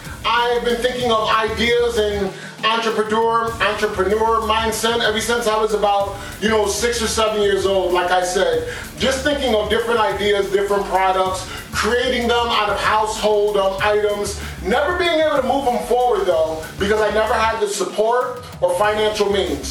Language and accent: English; Binghamton, New York, United States; now in Ithaca, United States; I'm originally from Binghamton, New York. Now I live in Ithaca, New York